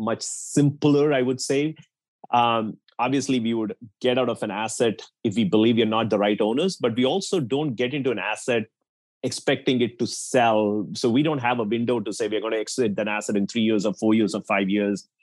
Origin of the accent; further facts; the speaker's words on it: India; now in United States; I grew up in India